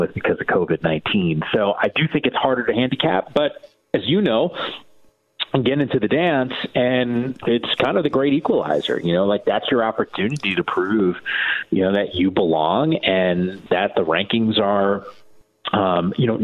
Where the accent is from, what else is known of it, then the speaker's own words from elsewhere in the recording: East Coast, United States; moved away as an adult; also born or lived in San Francisco; I'm from the East Coast originally, so when I came out to the West Coast